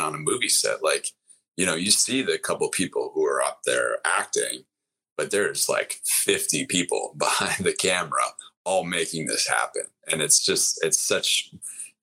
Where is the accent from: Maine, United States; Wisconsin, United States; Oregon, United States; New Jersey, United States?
Wisconsin, United States; I grew up in Wisconsin.